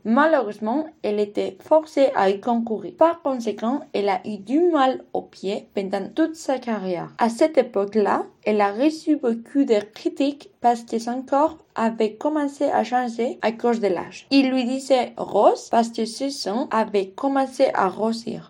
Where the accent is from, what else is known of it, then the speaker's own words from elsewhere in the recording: Vitoria-Gasteiz, Basque Country, Spain; French is a second language; moved away as an adult; now in Bordeaux, France; c'est ma ville natale